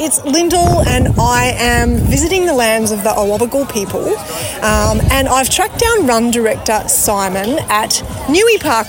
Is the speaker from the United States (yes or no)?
no; Queensland, Australia; I'm from Queensland.